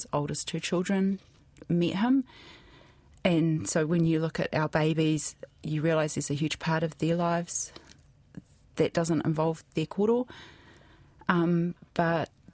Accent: Hamilton, Waikato, New Zealand; also born or lived in Wellington / Bay of Plenty / Hawke's Bay; we grew up in mostly in Hamilton.

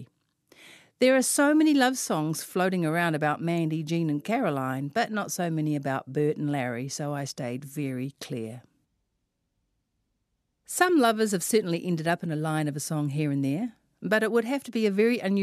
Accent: Auckland, New Zealand; I am from West Auckland, after all.

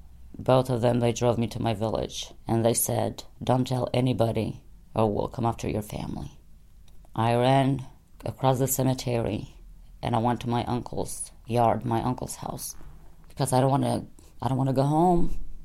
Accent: Kosovo; I'm from Kosovo. I come from a big family.

